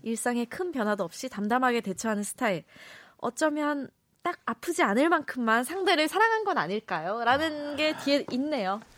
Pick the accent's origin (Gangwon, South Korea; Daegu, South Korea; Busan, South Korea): Busan, South Korea; now in Seoul, South Korea; 고향이 부산이거든요